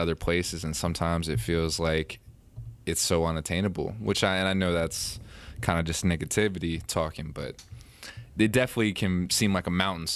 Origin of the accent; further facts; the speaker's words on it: West Virginia, United States; I'm from West Virginia